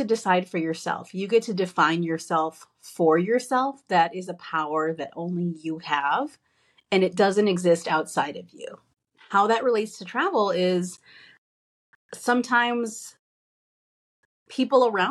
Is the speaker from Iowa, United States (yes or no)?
no; Chicago, Illinois, United States; I'm from Pilsen on the southwest side of Chicago